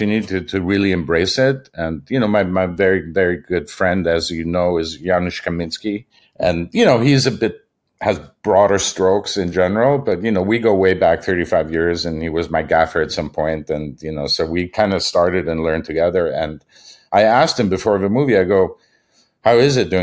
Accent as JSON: {"language": "English", "country": "Germany", "tie": "born or raised there", "moved": "yes", "said": "I was probably in high school in Germany"}